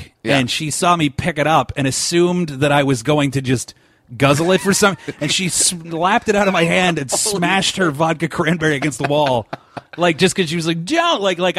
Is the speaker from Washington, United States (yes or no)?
yes; Seattle, Washington, United States; I'm from Seattle over here. Grew up, born and raised.